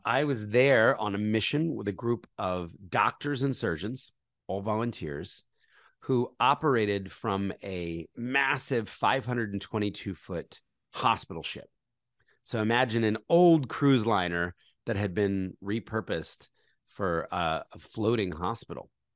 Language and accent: English; Philadelphia, Pennsylvania, United States; moved away; also born or lived in New York City; I was born in Philadelphia, uh, into a conservative Christian family